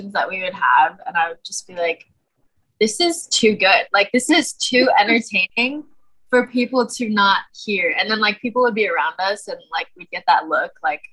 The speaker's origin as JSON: {"language": "English", "region": "West Coast", "country": "United States", "also_born_or_lived": "Chicago", "moved": "as an adult", "said": "I'm from the West Coast"}